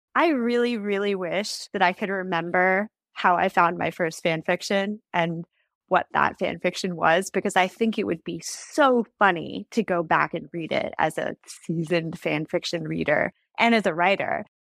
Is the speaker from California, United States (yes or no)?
yes; Silicon Valley, California, United States; I grew up in the Silicon Valley.